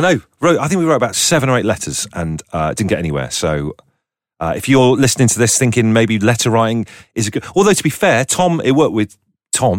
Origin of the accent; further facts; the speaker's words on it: Torquay, South West England, United Kingdom; Torquay, which is, you know, it's a nice seaside and everything. It's where I grew up.